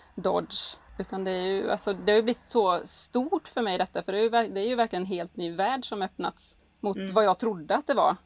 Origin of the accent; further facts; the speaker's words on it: Gällinge, Halland County, Sweden; från Gällinge, trebarnsmorsan